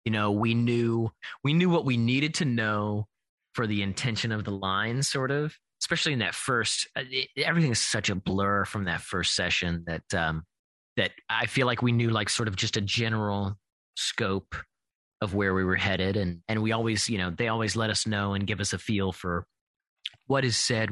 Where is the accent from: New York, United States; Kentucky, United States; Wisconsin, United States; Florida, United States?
Kentucky, United States; moved away; I'm originally from Kentucky